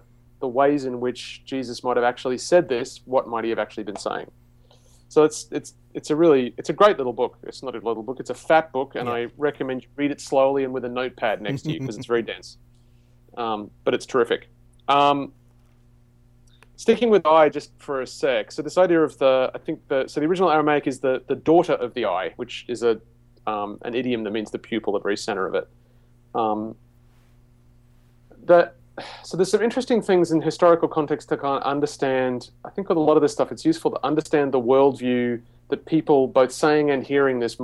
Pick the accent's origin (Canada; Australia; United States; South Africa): Australia; I grew up in the Anglican Church in Australia